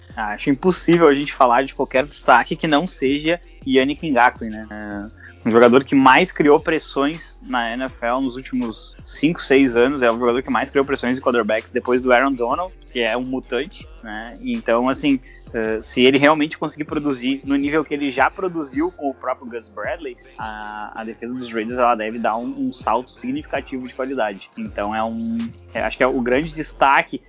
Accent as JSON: {"language": "Portuguese", "region": "South Region", "country": "Brazil", "said": "eu sou do Sul"}